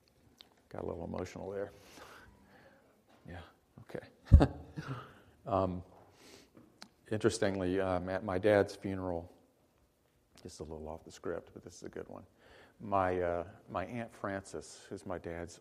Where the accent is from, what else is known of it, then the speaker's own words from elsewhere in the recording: Hattiesburg, Mississippi, United States; I got a full scholarship to a little college in my hometown called William Carey College